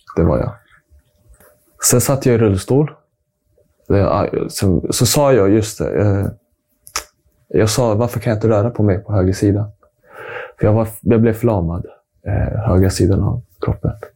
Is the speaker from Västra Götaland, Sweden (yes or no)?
no; Stockholm, Stockholm County, Sweden; Född och uppvuxen här i Stockholm